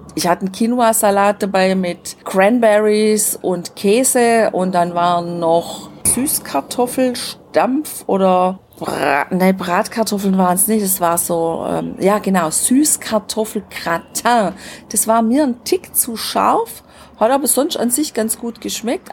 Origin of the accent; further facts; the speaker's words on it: Germany; bei uns zu Hause in Deutschland